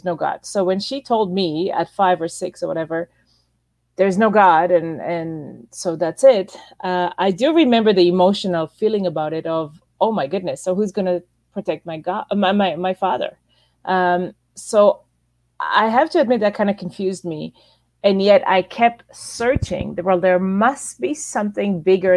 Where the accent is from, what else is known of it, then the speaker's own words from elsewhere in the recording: Israel; moved away as an adult; also born or lived in Toronto, Canada; I was born and raised in Israel until I was about almost 20 years old